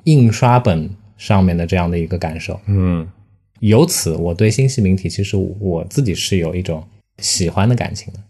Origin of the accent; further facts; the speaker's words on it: Shanghai, China; 作为一个上海人